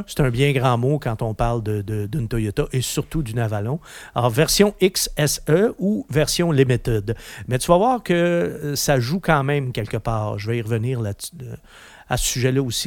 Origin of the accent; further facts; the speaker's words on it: Quebec, Canada; chez nous, au Québec